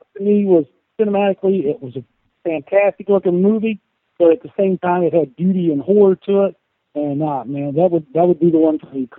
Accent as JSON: {"language": "English", "area": "Wayne County", "region": "West Virginia", "country": "United States", "tie": "born or raised there", "said": "where I grew up in Wayne County, West Virginia. So it's my tribute to my home state."}